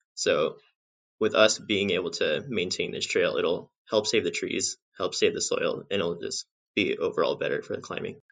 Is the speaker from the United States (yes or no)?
yes; Southern California, United States; also born or lived in Bishop, California / Devils Tower, Wyoming; I grew up in Southern California